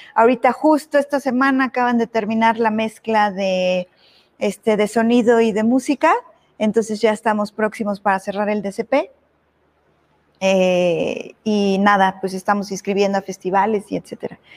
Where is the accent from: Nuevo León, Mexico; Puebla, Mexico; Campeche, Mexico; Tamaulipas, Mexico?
Puebla, Mexico; yo soy poblana, o sea, yo nací, crecí aquí